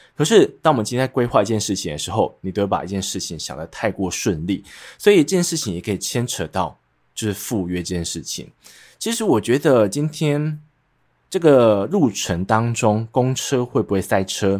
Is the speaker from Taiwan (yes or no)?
yes; central Taiwan, Taiwan; accent: central Taiwan accent; 所以像是我会有点中部腔，就是因为我是中部人